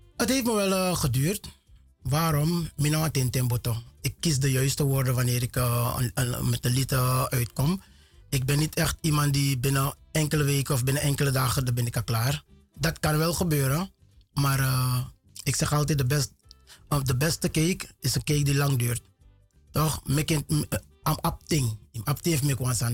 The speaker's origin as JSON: {"language": "Dutch", "town": "Paramaribo", "region": "Paramaribo District", "country": "Suriname", "tie": "born or raised there", "also_born_or_lived": "Lelydorp", "moved": "as an adult", "lives_now": "Netherlands", "said": "Ik ben Geboren getogen Surinamer"}